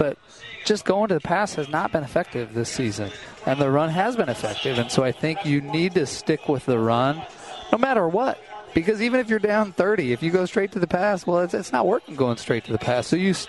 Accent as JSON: {"language": "English", "town": "Idaho Falls", "region": "Idaho", "country": "United States", "tie": "born or raised there", "said": "my hometown, Idaho Falls."}